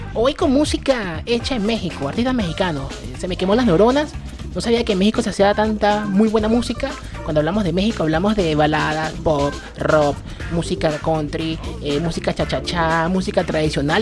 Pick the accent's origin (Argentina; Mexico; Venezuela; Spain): Venezuela; mi país, Venezuela